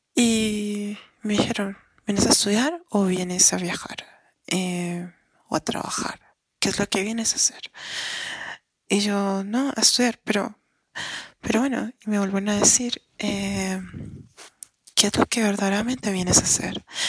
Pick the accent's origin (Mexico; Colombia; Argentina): Colombia; soy colombiana